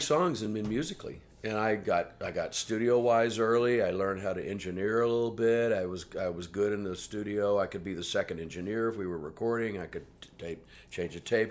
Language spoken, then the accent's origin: English; Houston, Texas, United States; moved away as an adult; also born or lived in New York / London; growing up in Houston, the three years before I left Houston